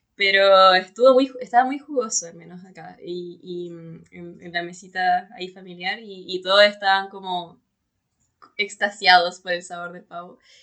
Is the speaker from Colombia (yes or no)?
no; Chile; nosotros valoramos como, como chilenos, como chilenas